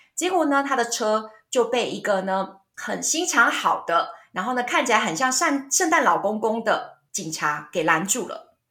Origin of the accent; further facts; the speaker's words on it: Taiwan; 我们台湾人不知道为什么都会有这种问题